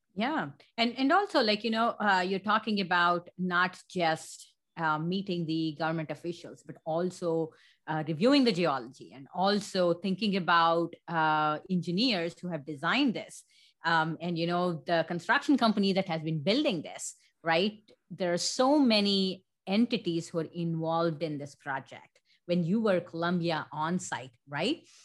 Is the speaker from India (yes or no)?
yes; India; moved away; born and raised in India